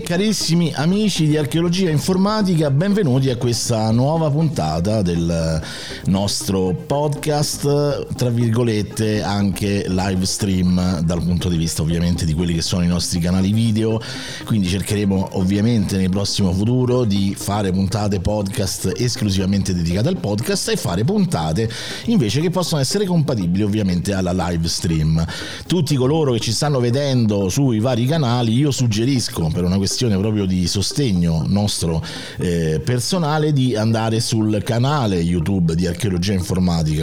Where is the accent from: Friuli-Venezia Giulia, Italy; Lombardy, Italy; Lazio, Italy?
Lazio, Italy; Rome; accent: Roman (romanesco); il mio dialetto romano